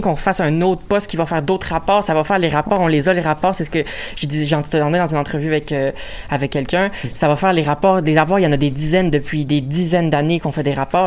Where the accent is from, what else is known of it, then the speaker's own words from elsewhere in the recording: Joliette, Quebec, Canada; je viens de Joliette